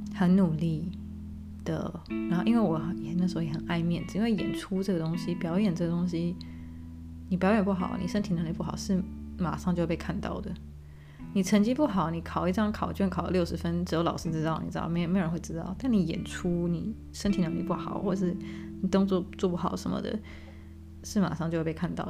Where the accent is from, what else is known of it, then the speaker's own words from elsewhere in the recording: Taiwan; Chinese is a second language; moved away as an adult; also born or lived in Tamsui / Kaohsiung / Tainan / Qatar; now in Germany; 我今年三十二岁。那我是在德国出生，但我六岁的时候跟着爸爸，妈妈还有大弟一起从德国搬到台湾